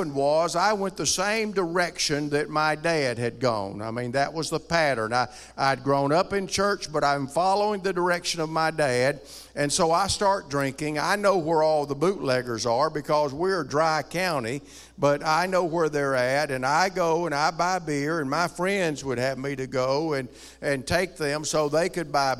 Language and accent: English; rural Alabama, United States; moved away; also born or lived in Ohio; I grew up in rural Alabama.